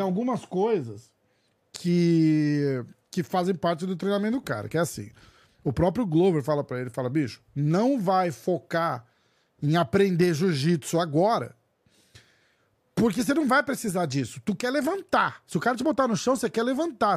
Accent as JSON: {"language": "Portuguese", "country": "Brazil", "said": "eu também sou brasileiro"}